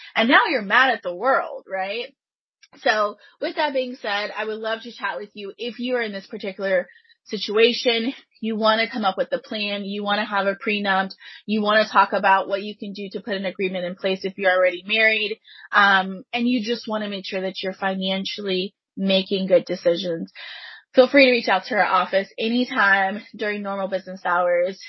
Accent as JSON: {"language": "English", "town": "Pasadena", "region": "Texas", "country": "United States", "tie": "born or raised there", "said": "I grew up in Pasadena, Texas"}